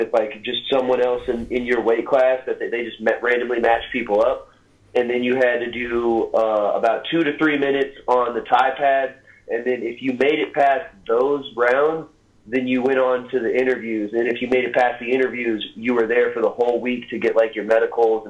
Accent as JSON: {"language": "English", "town": "Little Rock", "region": "Arkansas", "country": "United States", "tie": "born or raised there", "said": "my hometown of Little Rock, Arkansas"}